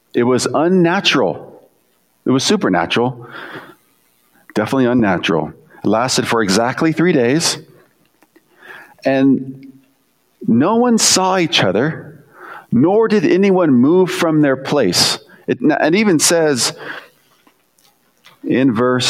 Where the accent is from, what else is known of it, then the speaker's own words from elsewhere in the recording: United States; as an American